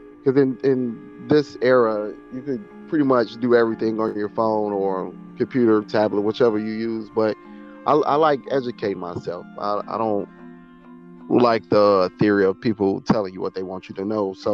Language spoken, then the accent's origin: English; Gary, Indiana, United States; I'm from born and raised in Gary, Indiana. Grew up on the east side.